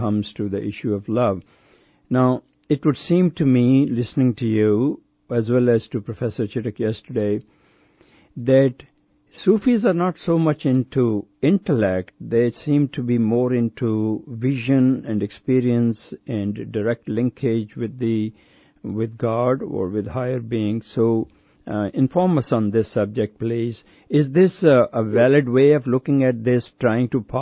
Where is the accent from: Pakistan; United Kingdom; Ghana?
Pakistan; I'm from Pakistan